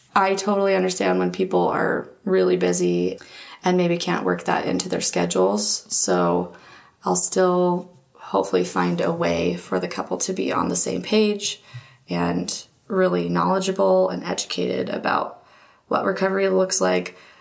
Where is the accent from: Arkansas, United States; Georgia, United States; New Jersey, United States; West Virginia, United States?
Georgia, United States; Marietta; moved away as an adult; now in Utah, United States; I am from Marietta, Georgia, and came out to Utah to go to BYU.